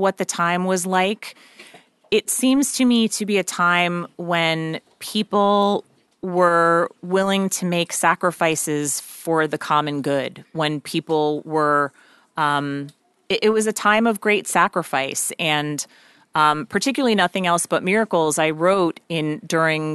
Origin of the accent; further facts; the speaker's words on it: New York, United States; I grew up out just outside of New York City